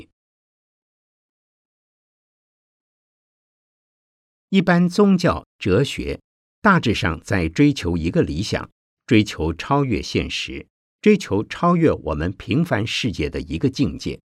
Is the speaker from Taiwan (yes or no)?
no; China; 我们中国人常常讲“海面无风三尺浪”